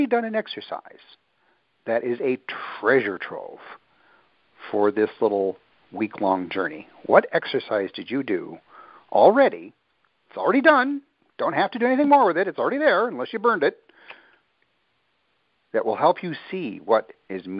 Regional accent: Midwest, United States; moved away; also born or lived in the islands; Growing up in the Midwest, where I'm accustomed to farmland, I can dig my hands at least a foot into the ground of that deep, loamy soil. I grew up with it

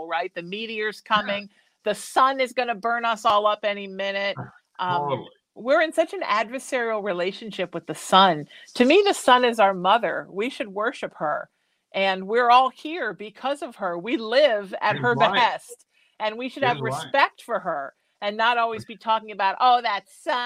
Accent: Huntington Beach, California, United States; also born or lived in Connecticut / Chicago; growing up in Huntington, one town over

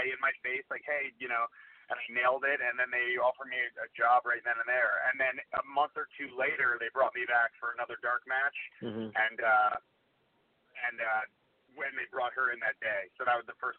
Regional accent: New Jersey, United States; I'm from Jersey

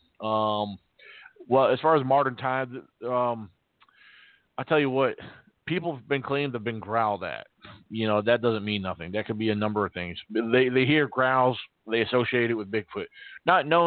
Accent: Virginia, United States; also born or lived in Massachusetts; I'm from Massachusetts, but I grew up here in Virginia

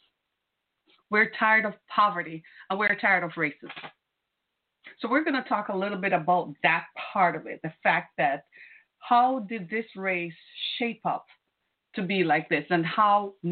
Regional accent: Michigan, United States; my home state of Michigan

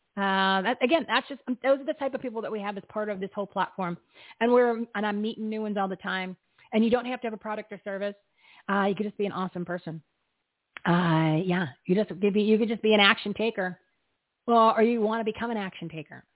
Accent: New Jersey, United States; I'm from New Jersey

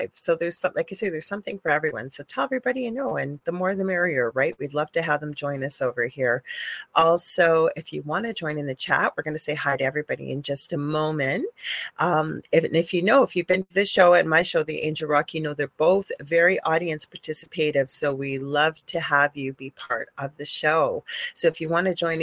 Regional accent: Canada; I'm a Canadian spiritual psychic medium

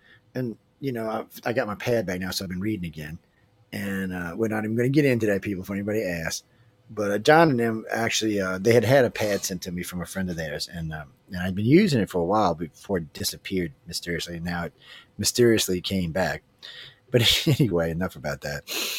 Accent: New Orleans, Louisiana, United States; I'm from New Orleans, where we don't even go out till midnight.

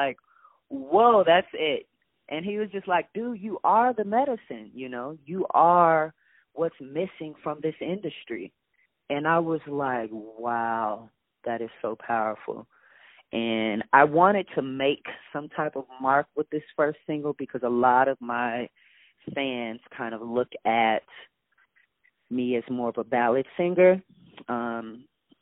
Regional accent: Rockford, Illinois, United States; I am a small town guy. I'm from Rockford, Illinois.

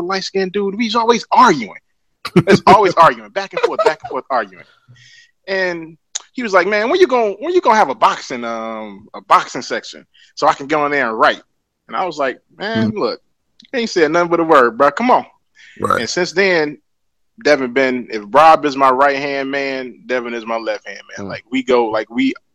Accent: Chicago, Illinois, United States; moved away; I'm from Englewood.

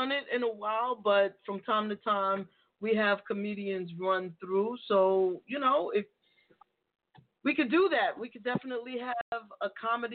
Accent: New York City, New York, United States; I'm from the Bronx, so I grew up on playing spades

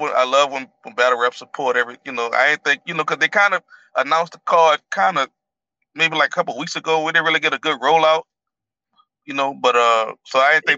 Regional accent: New Orleans, Louisiana, United States; I'm from New Orleans.

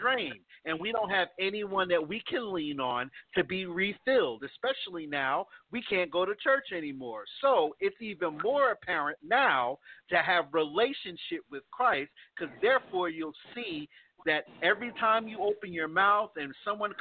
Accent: East Coast, United States; moved away; also born or lived in the South; where I was raised, because I was raised on the East Coast

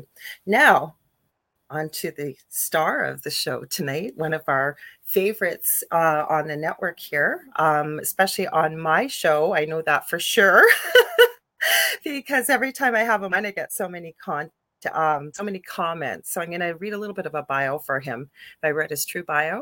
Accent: Canada; I'm a Canadian clairvoyant medium

